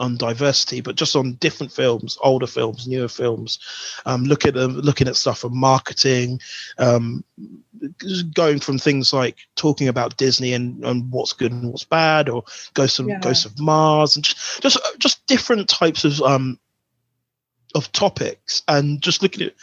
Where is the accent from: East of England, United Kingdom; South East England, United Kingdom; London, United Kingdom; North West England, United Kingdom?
South East England, United Kingdom; Buckinghamshire; My parents are from St. Vincent, but I'm born in Buckinghamshire